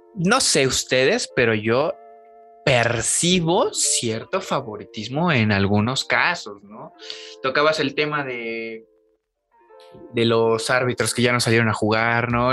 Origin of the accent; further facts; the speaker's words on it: Mexico; como mexicanos